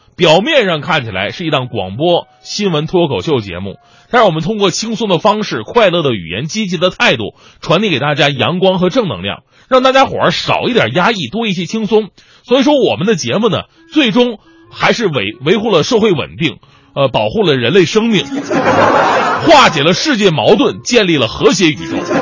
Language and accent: Chinese; Northeast China, China; 我是东北人